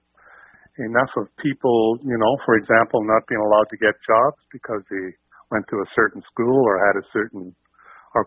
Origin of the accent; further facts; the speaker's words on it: Magherafelt, Northern Ireland, United Kingdom; moved away as an adult; now in Burnaby, Canada; growing up in Northern Ireland